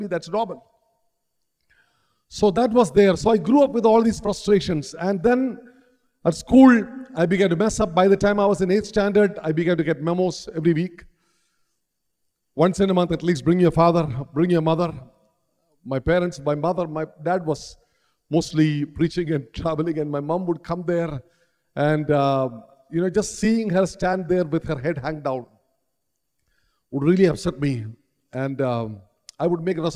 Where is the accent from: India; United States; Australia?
India; Kerala; a pastor's eldest son growing up in Kerala